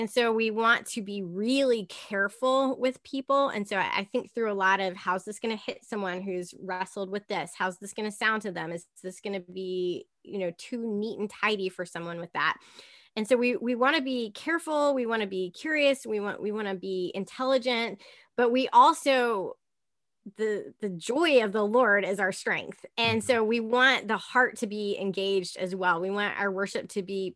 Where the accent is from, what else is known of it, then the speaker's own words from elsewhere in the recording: the South, United States; I was raised in the South and raised in the church